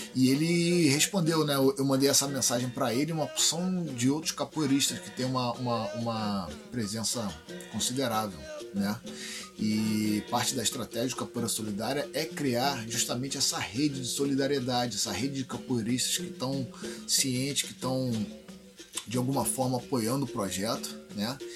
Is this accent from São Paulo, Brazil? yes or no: no; Rio de Janeiro, Brazil; E eu cresci ali em Santa Teresa, né? Em Santa Teresa é, é um local bem único no Rio de Janeiro